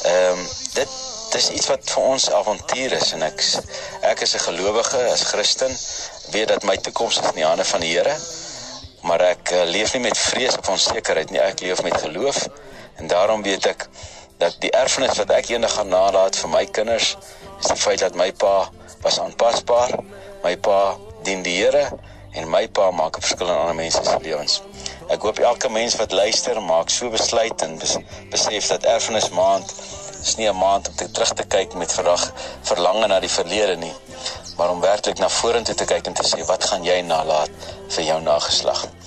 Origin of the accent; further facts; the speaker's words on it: South Africa; ek kan sê ek is trots Suid-Afrikaans ek is 'n trotse Afrikaner